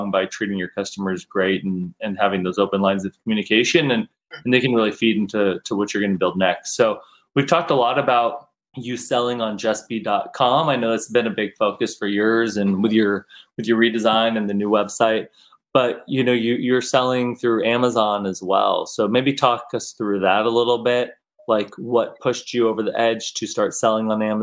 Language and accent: English; United States; moved away as an adult; also born or lived in Berlin, Germany; me being an American and living over there